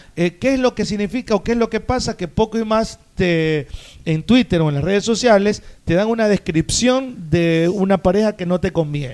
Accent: Guayaquil, Guayas, Ecuador; yo crecí en Guayaquil

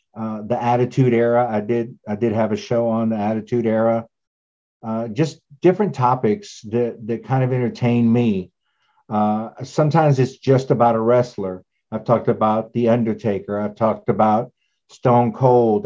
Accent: East Texas, United States; I grew up in East Texas

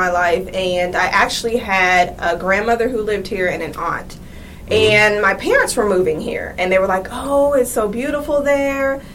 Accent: Seattle, Washington, United States; moved away as an adult; I am originally from Seattle, Washington

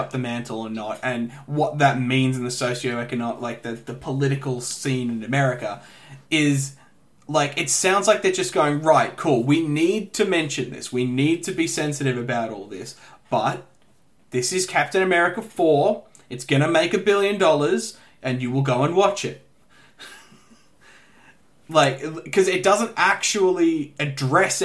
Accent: Australia; as an Australian

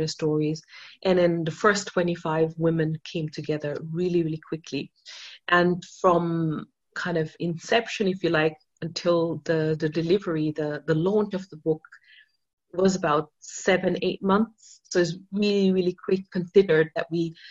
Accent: Austria; English is a second language; I mean, I'm not even a native English speaker. I'm from Austria, right?

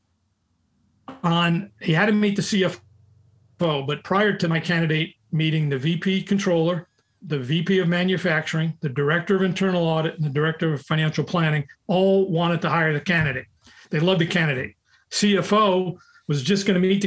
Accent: New York, United States; I'm from New York and from the Bronx

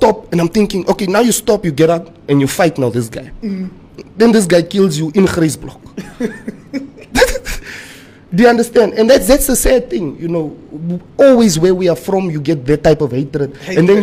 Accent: Windhoek, Khomas, Namibia; I'm from Katutura

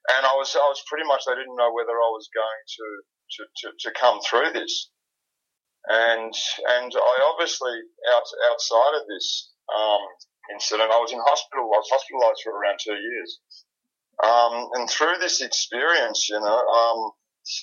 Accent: Melbourne, Victoria, Australia; I'm from Melbourne, Australia.

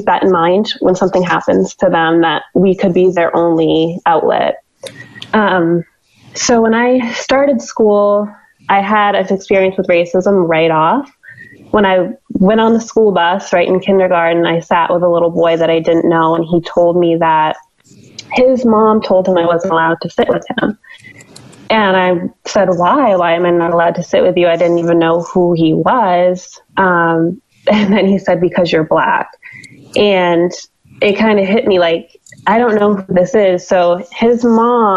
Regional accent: Western Maine, United States; I grew up in Western Maine, and I graduated Dirigo High School in 2008.

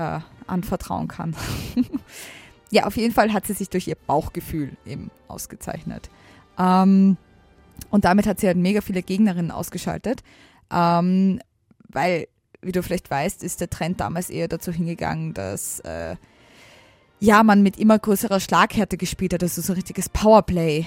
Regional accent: Austria; ich komme aus der Nähe von Wien, aber schon ein bisschen außerhalb

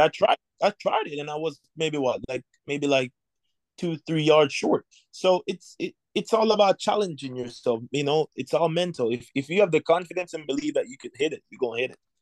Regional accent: Jamaica; moved away as an adult; now in United States; I was born in Jamaica. I grew up in Jamaica. I I came here in 2018

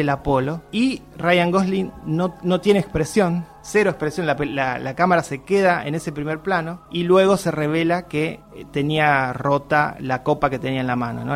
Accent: Argentina; como argentinos

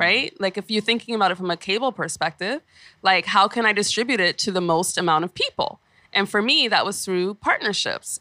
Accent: New York, United States; growing up in Flatbush

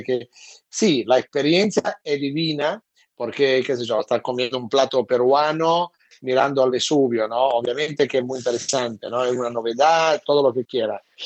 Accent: Italy; moved away; aún como italiano

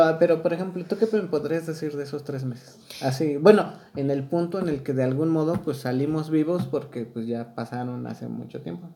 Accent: Chalco, State of Mexico, Mexico; now in Querétaro, Mexico; Yo, bueno, yo chilango, porque chilango, este, bueno, ni chilango, o sea, nací en Chalco.

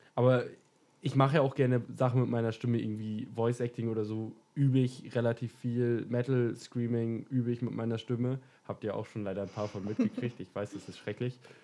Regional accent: Lower Saxony, Germany; Ich komme aus dem wunderschönen Deutschland, bin hier geboren, bin hier aufgewachsen

